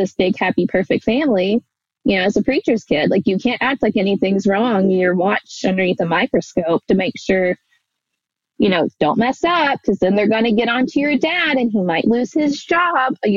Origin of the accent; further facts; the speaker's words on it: Alabama, United States; growing up in the Bible Belt and, like, you know, nowhere Alabama